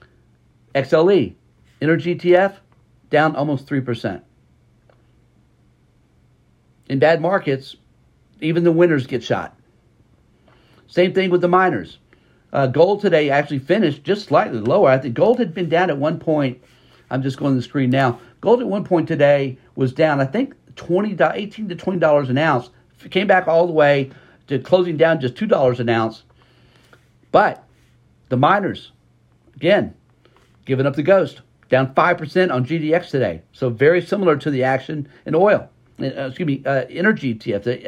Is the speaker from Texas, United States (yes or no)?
yes; Texas, United States; we're from Texas.